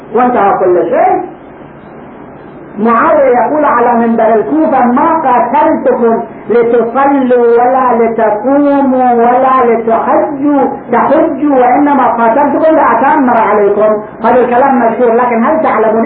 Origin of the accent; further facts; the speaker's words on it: Karbala, Karbala Governorate, Iraq; عندنا في كربلاء